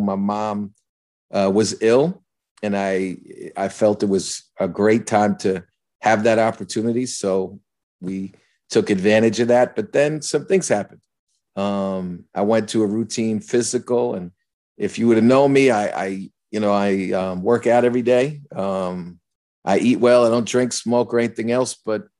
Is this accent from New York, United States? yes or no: yes; New York, United States; So I knew as a New Yorker, you know, if you get in a hospital room and operation in 2 days, it's serious.